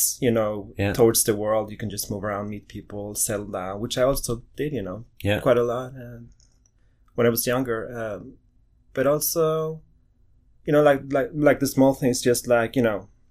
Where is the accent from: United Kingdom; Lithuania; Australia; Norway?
Norway; also born or lived in Mexico / Guatemala; I was 5, 6? Almost 6 years old when I came to Norway